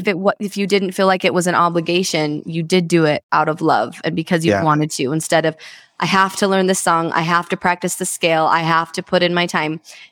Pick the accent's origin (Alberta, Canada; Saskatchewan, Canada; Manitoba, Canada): Alberta, Canada; Edmonton; I was also born in Edmonton, Alberta, Canada.